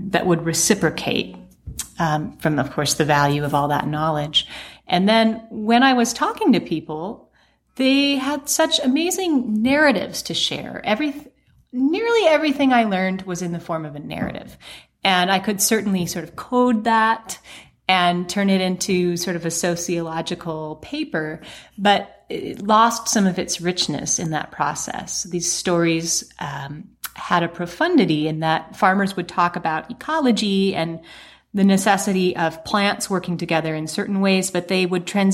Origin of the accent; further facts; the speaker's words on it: Montana, United States; moved away; As a Montanan, back among people from my home state